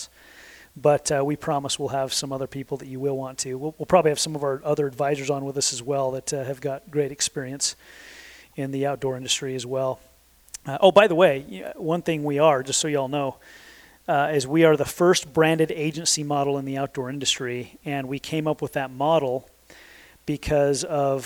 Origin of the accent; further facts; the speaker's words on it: Sandy, Utah, United States; I grew up in Utah my entire life. I grew up in Sandy, Utah